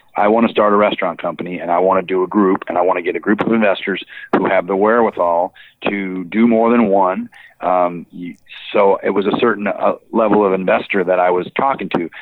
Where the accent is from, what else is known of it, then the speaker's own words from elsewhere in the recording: Boulder, Colorado, United States; I grew up in Boulder, so people know me